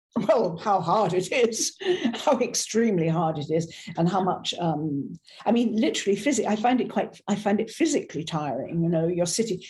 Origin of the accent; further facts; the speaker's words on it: Ireland; also born or lived in South of France; now in France; an Irish Catholic